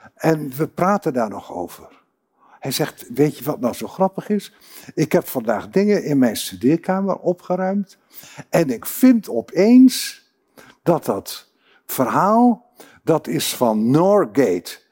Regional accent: Groningen, Netherlands; ik kom uh, reusachtig uit Groningen en daar ben ik ook heel trots op

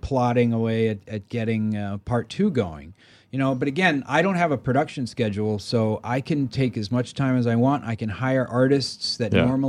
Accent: Maryland, United States; I grew up in Maryland, and the thing that really changed my life was, you know, I grew up in kind of the suburbs and it was incredibly boring with nothing to do and it was horrible.

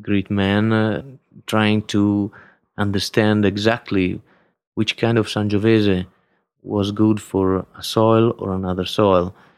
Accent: Ravenna, Emilia-Romagna, Italy; English is a second language; moved away as an adult; also born or lived in Florence / Siena / Tuscany; born in Florence in the nineteen seventy-one. But I attended the schools in, uh, in Ravenna, my hometown in Romagna.

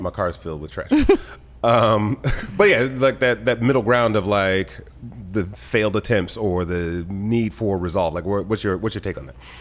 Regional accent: Detroit, Michigan, United States; now in Los Angeles, United States; I grew up in Detroit

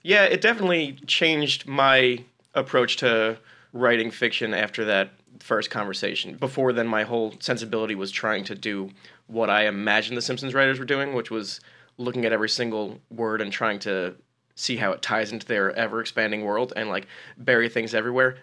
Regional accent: New Jersey, United States; I grew up in New Jersey

